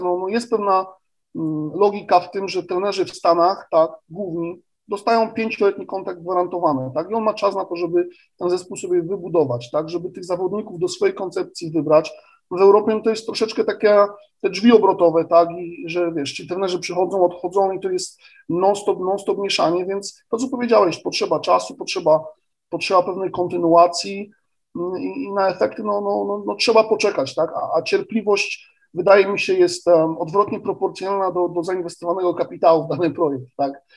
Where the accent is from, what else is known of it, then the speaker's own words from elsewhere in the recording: Poznań, Greater Poland, Poland; jako Poznaniak